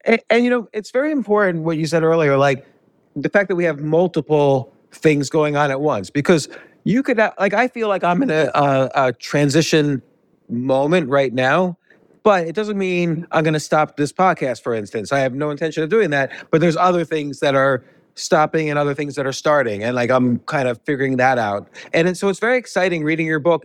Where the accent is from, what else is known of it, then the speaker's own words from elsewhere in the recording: United States; moved away as an adult; also born or lived in New York City / Key Biscayne, Florida; now in Georgia, United States; I grew up right outside of New York City.